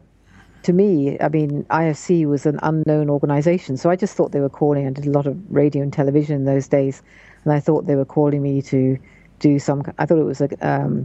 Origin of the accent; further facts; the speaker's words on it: United Kingdom; moved away; also born or lived in London; I'm originally a Brit. I'm now a dual citizen, American as well as British